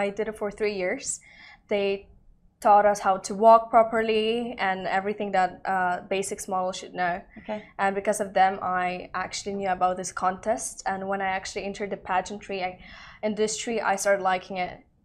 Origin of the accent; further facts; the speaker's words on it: Dubai, United Arab Emirates; I'm Russian and Spanish, born in Dubai. My mom lives here for over 30 years already.